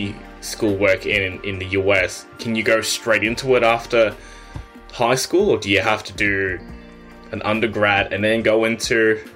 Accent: Australia; as an Australian

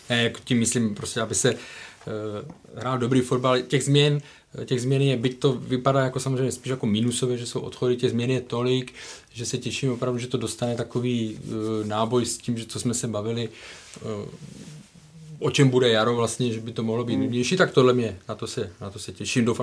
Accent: Karviná, Moravian-Silesian Region, Czechia; Já jsem Karviňák, ale karviná.

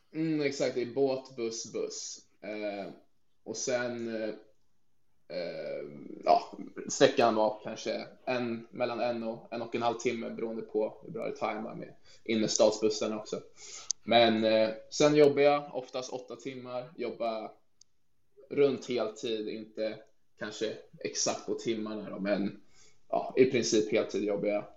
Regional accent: Stockholm, Stockholm County, Sweden; moved away as an adult; also born or lived in Norrköping / Barcelona; now in Faroe Islands; är född i Norrköping men har bott hela mitt liv nästan i Stockholm i Sverige

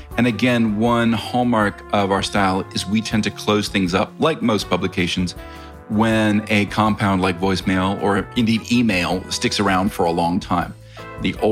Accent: United States; I am American

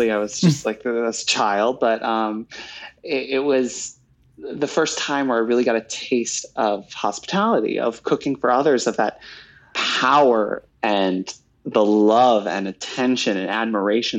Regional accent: New York, United States; I grew up here in New York

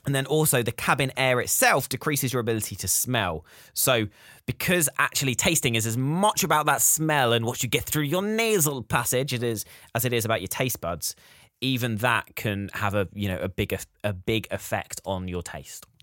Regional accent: United Kingdom; we're British

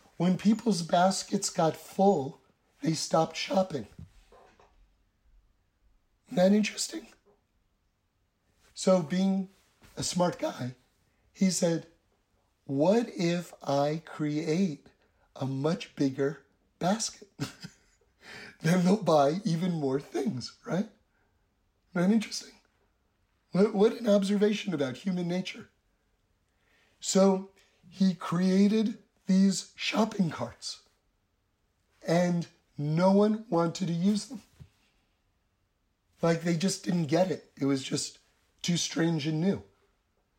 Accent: New York City, New York, United States; now in Los Angeles, United States; I grew up on the Upper West Side in New York City

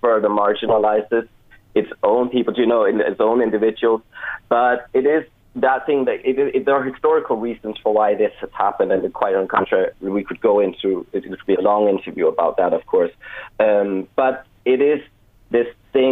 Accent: Denmark; moved away as an adult; now in Cork, Ireland; I'm from Denmark originally. I've lived here in Ireland for a couple of years

